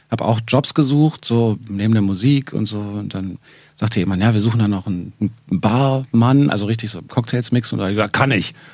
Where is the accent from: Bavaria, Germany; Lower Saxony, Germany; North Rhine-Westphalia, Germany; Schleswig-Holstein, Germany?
Bavaria, Germany; Nuremberg; moved away as an adult; now in Berlin, Germany; Nee, ich bin gebürtiger Nürnberger.